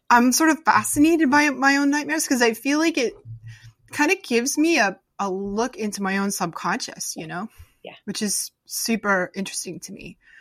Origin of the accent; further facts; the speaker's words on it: Newton, Massachusetts, United States; now in Rhode Island, United States; I live in Rhode Island now, but I grew up in Newton